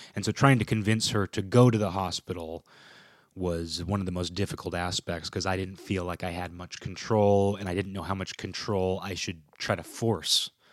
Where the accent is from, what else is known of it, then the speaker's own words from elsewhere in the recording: Kirkland, Washington, United States; My hometown, Kirkland